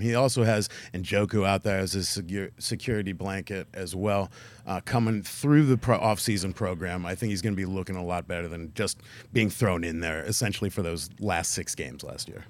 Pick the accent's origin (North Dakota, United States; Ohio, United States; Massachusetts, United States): Ohio, United States; Canton; moved away; it's always special coming home for me because I was born and raised in Canton, Ohio.